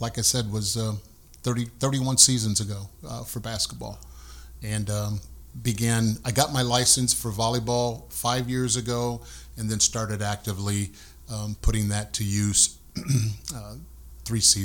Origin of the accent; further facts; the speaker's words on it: South Bend, Indiana, United States; also born or lived in Elkhart, Indiana; I was born in Elkhart a lot of years ago, but have been in South Bend the majority of my life